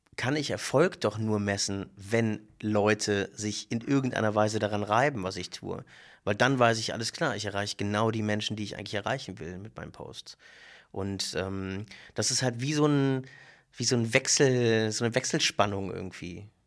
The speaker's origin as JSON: {"language": "German", "region": "Berlin", "country": "Germany", "said": "ich bin Berliner und hab, äh, israelische Wurzeln"}